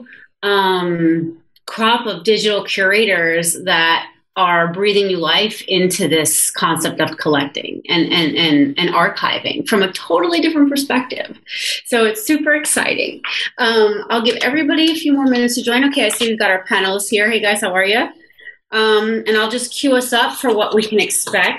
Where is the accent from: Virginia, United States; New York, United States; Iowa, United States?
New York, United States; New York City; moved away as an adult; now in Squamish, Canada; I'm a New Yorker, but I've been living out here for 2 years